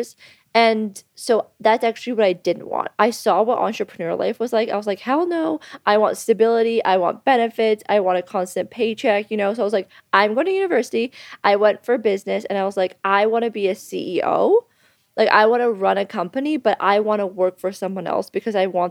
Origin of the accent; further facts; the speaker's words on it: Thornbury, Ontario, Canada; now in Bali, Indonesia; I'm from Canada. I'm from actually a really small town in Canada. Shout out to Thornbury, Ontario